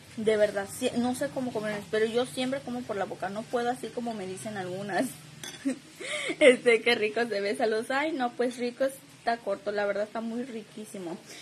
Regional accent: Mérida, Yucatán, Mexico; Yo soy de Mérida, Yucatán

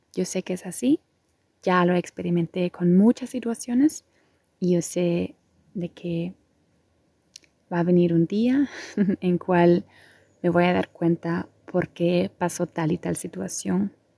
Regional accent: Germany; also born or lived in Costa Rica; soy de Alemania, mi familia es de Polonia, ahora también me encuentro en Alemania

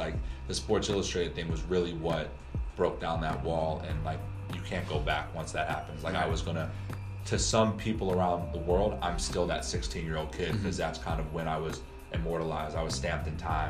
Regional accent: New York, United States; That was when I'm from New York.

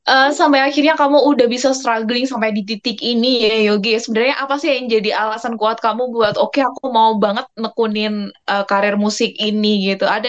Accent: Java, Indonesia; Iya sih, maksudnya aku sebagai orang Jawa pun ketika dengerin itu kayak uh, awalnya kan nggak nggak paham banget nih ya sama lagu ini

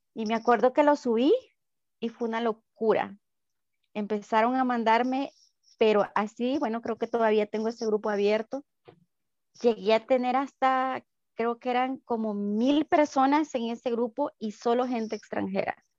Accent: El Salvador; los salvadoreños somos muy capaces de salir adelante

